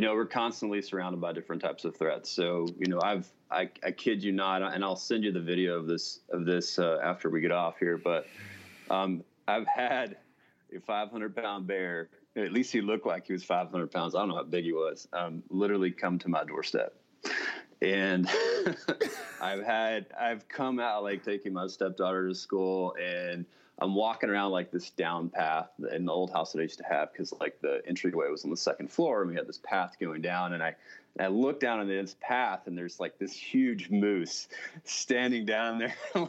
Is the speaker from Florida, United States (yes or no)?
no; Texas, United States; now in Alaska, United States; So I actually live in Alaska, but I'm from Texas originally.